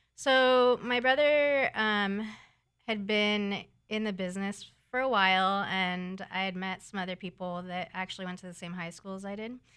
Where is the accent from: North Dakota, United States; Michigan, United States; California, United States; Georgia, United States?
California, United States; San Diego; I'm from San Diego